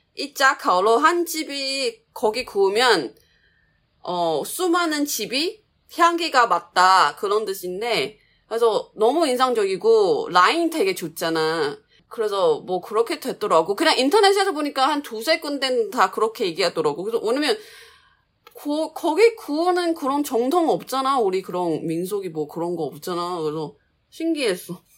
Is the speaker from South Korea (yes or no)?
no; Changhua, Changhua County, Taiwan; Korean is a second language; 내 고향이 짱화잖아